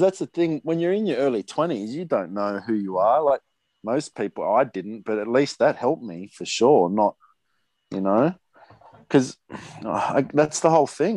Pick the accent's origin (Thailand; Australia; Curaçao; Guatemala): Australia; Sydney, New South Wales; I grew up in Maroubra